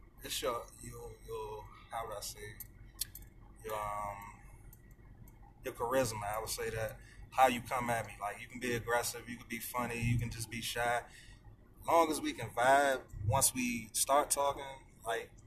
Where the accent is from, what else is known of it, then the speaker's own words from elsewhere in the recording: Forestville, Maryland, United States; I'm from Forestville, Maryland.